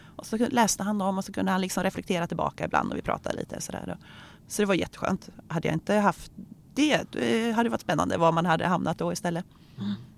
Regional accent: Örkelljunga, Skåne, Sweden; now in Örebro, Sweden; Jag är uppvuxen i Örkelljunga där jag lärde känna Ingmarie

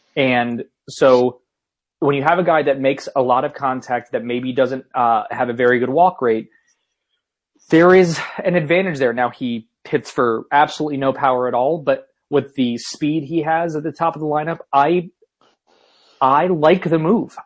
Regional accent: Northeast, United States; moved away; I grew up in the Northeast where we have real pizza

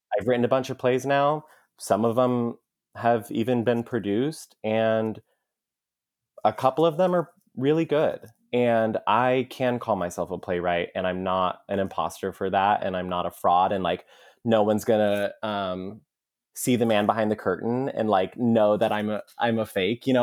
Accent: Mesa, Arizona, United States; we grew up in Mesa, which is kinda like a, um, you know, like the ugly stepchild suburb of Phoenix

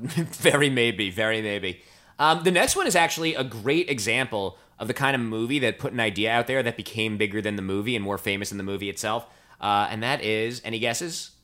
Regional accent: New Jersey, United States; moved away; also born or lived in New York; I'm from New Jersey.

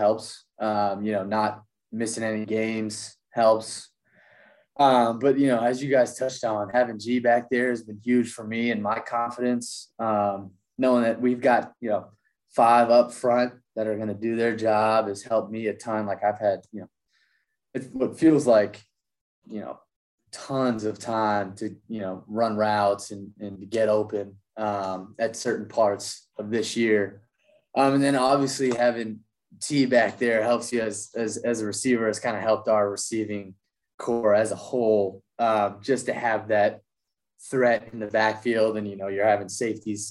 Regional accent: Massachusetts, United States; moved away as an adult; now in Durham, United States; growing up in New England

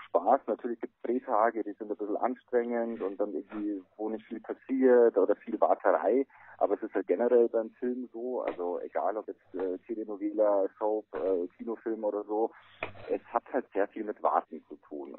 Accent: Bavaria, Germany; also born or lived in Traunstein; bei uns in Bayern

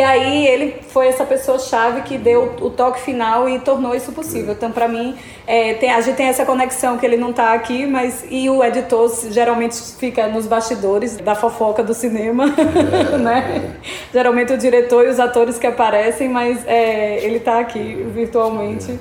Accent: Alagoas, Brazil; accent: Northeastern (sotaque nordestino); me senti representada como alagoana

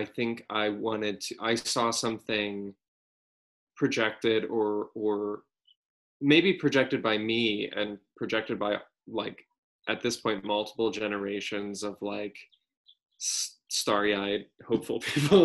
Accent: Texas, United States; moved away as an adult; also born or lived in San Francisco; I'm from Texas. I grew up in Texas

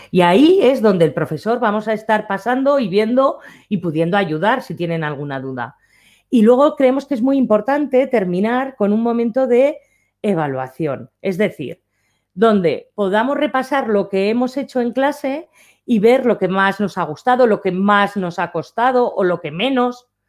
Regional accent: Aragon, Spain; como buena maña que soy

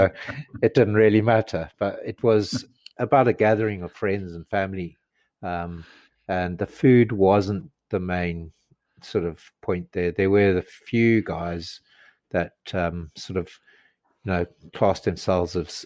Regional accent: Zimbabwe; moved away; I come from Zimbabwe

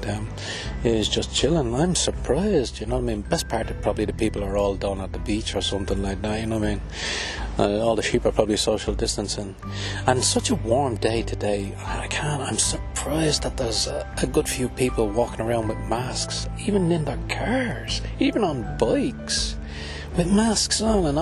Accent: Ireland; I'm from Ireland

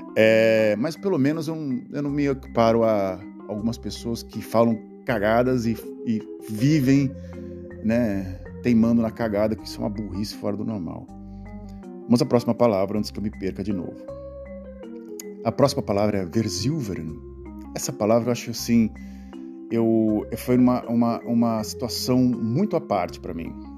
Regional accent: Brazil; moved away as an adult; now in Netherlands; o lugar onde eu nasci

